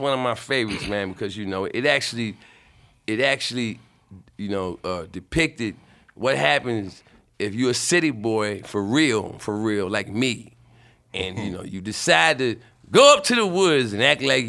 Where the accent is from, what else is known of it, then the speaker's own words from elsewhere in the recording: New York City, New York, United States; I'm from Brooklyn too.